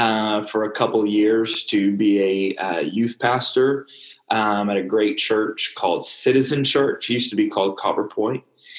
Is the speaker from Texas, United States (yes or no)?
yes; Dallas, Texas, United States; moved away as an adult; also born or lived in Albuquerque, New Mexico; I am from Dallas, Texas. I have grown up in church all my life.